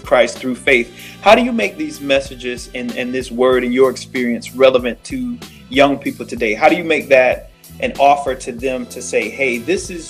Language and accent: English; Florida, United States; moved away; I'm from Florida